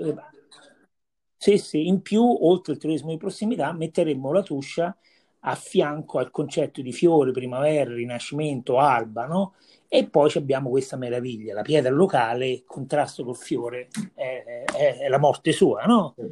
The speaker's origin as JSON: {"language": "Italian", "town": "Viterbo", "region": "Lazio", "country": "Italy", "said": "sono di Vitebo, Viterbo"}